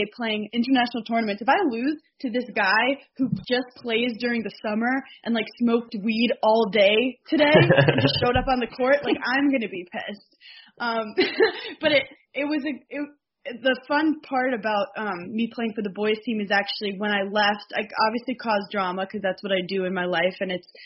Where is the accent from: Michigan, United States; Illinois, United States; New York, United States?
New York, United States; New York City; I'm from New York City